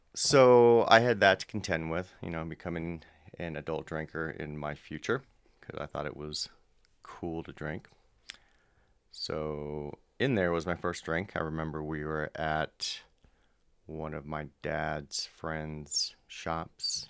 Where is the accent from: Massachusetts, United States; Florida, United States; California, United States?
California, United States; Southern; I'm from Southern California born in the 70s